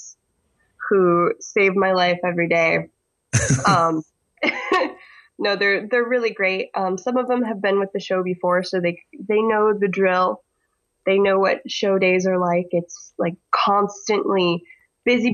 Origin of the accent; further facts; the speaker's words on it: Michigan, United States; accent: similar to a Canadian accent; because I'm from Michigan, apparently I have an accent similar to a Canadian accent